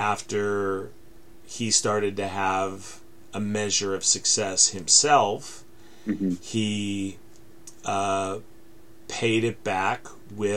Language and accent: English; United States; as an American